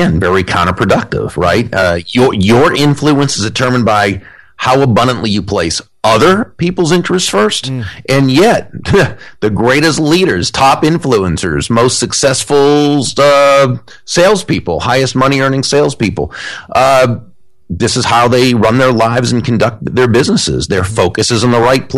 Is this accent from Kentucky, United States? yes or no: no; Natick, Massachusetts, United States; I grew up in Natick